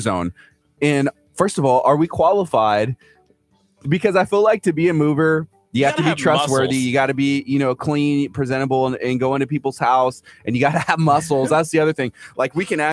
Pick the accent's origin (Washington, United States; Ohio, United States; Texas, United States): Texas, United States; Houston; I'm from Houston, freaking Texas